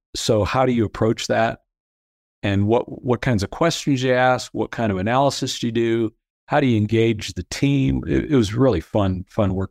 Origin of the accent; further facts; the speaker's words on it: Peoria, Illinois, United States; moved away as an adult; also born or lived in Fort Worth, Texas; I grew up in central Illinois in, in Peoria